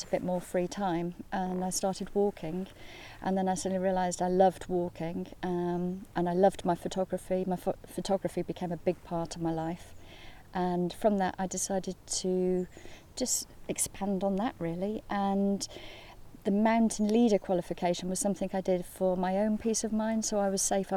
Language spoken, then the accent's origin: English; Tal-y-bont, Wales, United Kingdom; also born or lived in Birmingham / Dolgellau; I grew up in a little village called Talabont, which is on the coast, just directly opposite here